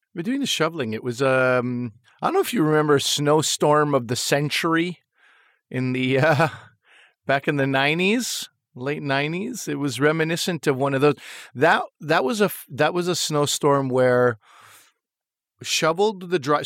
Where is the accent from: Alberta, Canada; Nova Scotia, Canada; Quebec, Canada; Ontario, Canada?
Quebec, Canada; now in Toronto, Canada; I was from Quebec